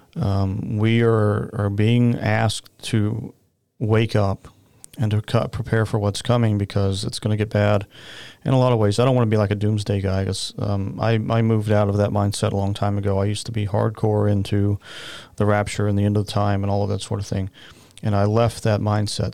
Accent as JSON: {"language": "English", "region": "Oklahoma", "country": "United States", "tie": "born or raised there", "said": "I grew up in the Baptist Church in Oklahoma"}